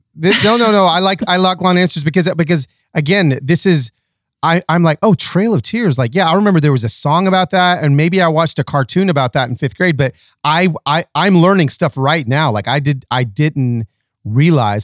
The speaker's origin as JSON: {"language": "English", "town": "Nashville", "region": "Tennessee", "country": "United States", "tie": "born or raised there", "said": "my hometown of Nashville"}